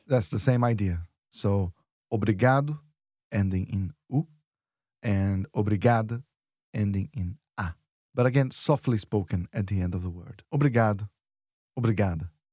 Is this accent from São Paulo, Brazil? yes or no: yes; São Paulo, Brazil; I'm from São Paulo